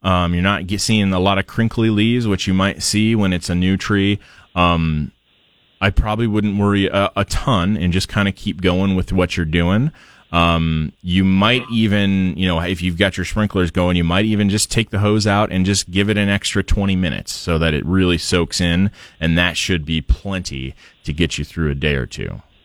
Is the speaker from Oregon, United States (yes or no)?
yes; Portland, Oregon, United States; now in Idaho, United States; I grew up in Portland